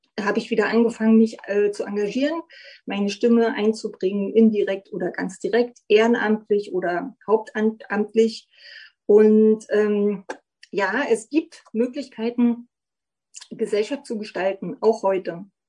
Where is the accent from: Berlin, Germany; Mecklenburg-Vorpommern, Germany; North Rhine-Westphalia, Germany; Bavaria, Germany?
Berlin, Germany; Ich bin 1969 in Ostberlin geboren worden.